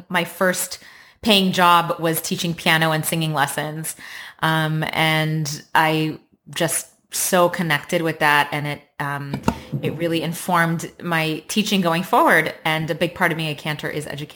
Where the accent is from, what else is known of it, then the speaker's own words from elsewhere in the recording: Los Angeles, California, United States; I was raised in Los Angeles, and I'm a first-generation American